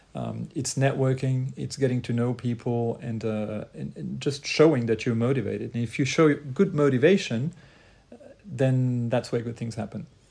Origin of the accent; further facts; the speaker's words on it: Lausanne, Vaud, Switzerland; also born or lived in Croatia; I was trained in Lausanne, Switzerland initially. That's where I'm from, where I was born, but originally I'm from Croatia